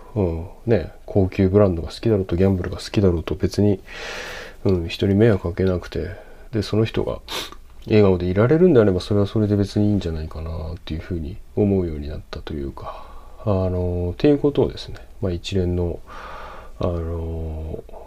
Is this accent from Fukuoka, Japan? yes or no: no; Sendai, Miyagi, Japan; moved away; 僕仙台生まれなんですけど